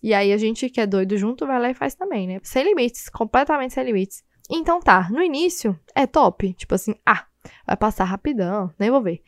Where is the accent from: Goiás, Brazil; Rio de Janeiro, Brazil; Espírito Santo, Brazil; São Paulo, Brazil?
Goiás, Brazil; Goiânia; Eu sou de Goiânia, né? Então eu sou acostumada com calor